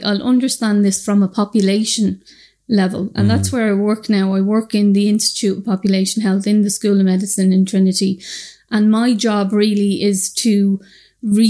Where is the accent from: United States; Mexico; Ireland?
Ireland; Dublin, Leinster; I'm from the north inner city in Dublin. I'm from Shamrock Dermot Street. And I suppose I grew up with lots of drug use around me